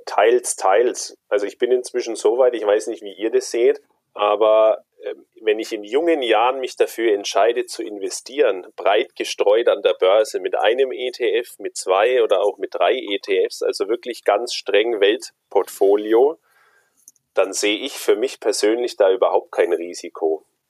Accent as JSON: {"language": "German", "country": "Germany", "said": "bei uns in Deutschland"}